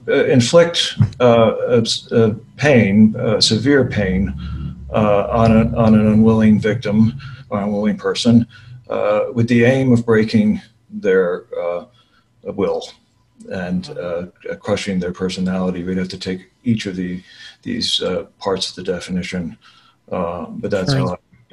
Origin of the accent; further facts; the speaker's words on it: Australia; And the first thing we should say is that it is Australia. And as the Australian, very few countries really have our kind of solitary confinement regimen.